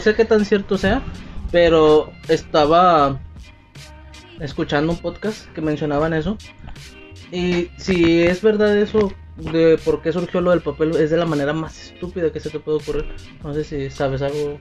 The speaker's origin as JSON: {"language": "Spanish", "country": "Mexico", "said": "como típico mexicano no me lo tomaba a juego"}